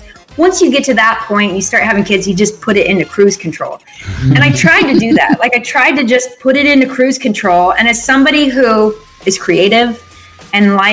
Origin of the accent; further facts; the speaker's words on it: Phoenix, Arizona, United States; moved away as an adult; also born or lived in Utah; I grew up in Phoenix, Arizona